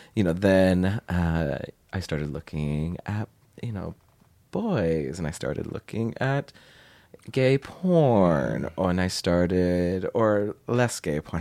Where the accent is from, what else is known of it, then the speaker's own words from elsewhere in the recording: Portland, United States; in Portland, in the suburbs outside